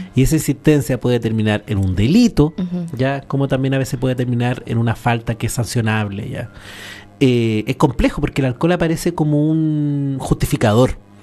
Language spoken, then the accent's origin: Spanish; San Antonio, Valparaíso, Chile; Yo crecí en una población, en San Antonio